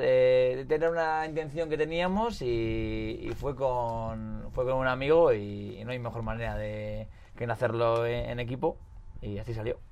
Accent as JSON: {"language": "Spanish", "town": "Hondarribia", "region": "Basque Country", "country": "Spain", "moved": "yes", "lives_now": "Pamplona, Spain", "said": "vivo en Iruña, pero soy de Ondarribi"}